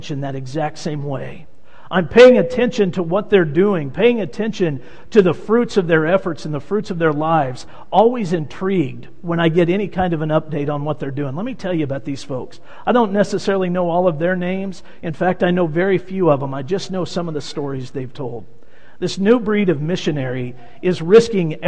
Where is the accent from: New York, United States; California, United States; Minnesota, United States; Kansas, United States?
Kansas, United States; Wichita; moved away as an adult; I grew up in Wichita, Kansas, in the church in Wichita, Kansas